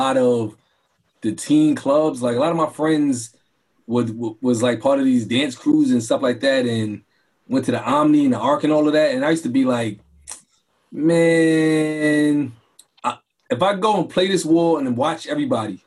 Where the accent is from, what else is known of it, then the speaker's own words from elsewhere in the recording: New York City, New York, United States; growing up in Brooklyn